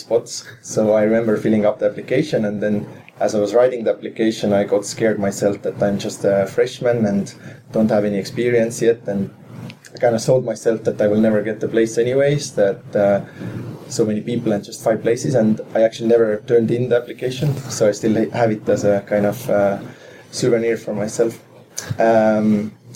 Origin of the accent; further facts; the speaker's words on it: Saku, Harju County, Estonia; I had a very kind of interesting childhood in that sense that when I was growing up, we had a Russian currency in our country